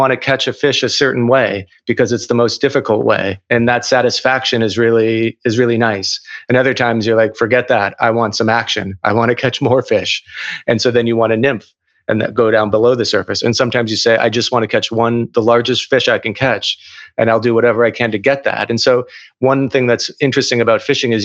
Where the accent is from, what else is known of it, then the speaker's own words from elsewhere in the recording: Minneapolis, Minnesota, United States; I grew up in Minneapolis